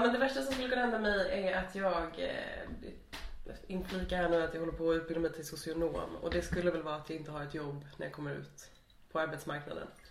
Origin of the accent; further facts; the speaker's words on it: Stockholm, Stockholm County, Sweden; moved away as an adult; also born or lived in Lund; now in Malmö, Sweden; Jag har fötts där, jag har vuxit upp där, jag har eh, spenderat min absolut största del av livet där.